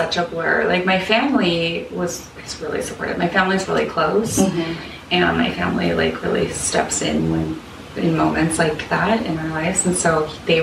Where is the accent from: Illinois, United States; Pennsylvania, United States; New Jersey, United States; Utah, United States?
Utah, United States; Salt Lake City; moved away; I'm from Salt Lake City. I have family, like, all my family's there